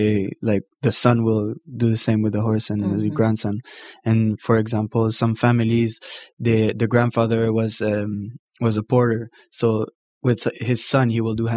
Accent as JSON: {"language": "English", "town": "Montreal", "region": "Quebec", "country": "Canada", "tie": "born or raised there", "said": "I was raised in Montreal"}